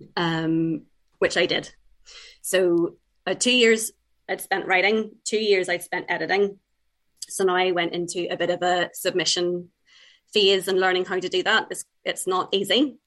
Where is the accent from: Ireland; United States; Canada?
Ireland; also born or lived in England; I've lived in Ireland for about 30 years now. Um, but uh, I was born in England, but uh, we moved over when I was young, and all my family's from Ireland